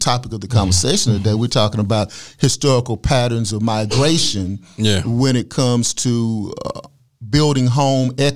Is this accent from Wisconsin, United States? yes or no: no; Dallas, Texas, United States; It was very segregated for me when I was living. I graduated from the Carter High School